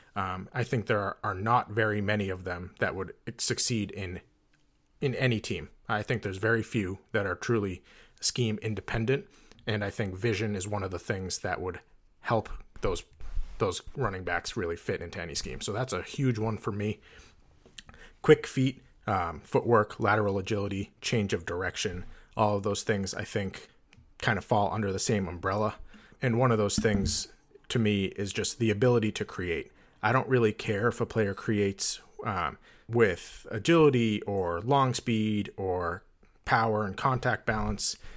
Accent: New Hampshire, United States; I grew up in New Hampshire

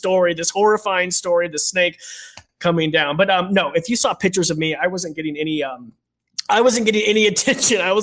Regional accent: United States; growing up in Roby Creek.

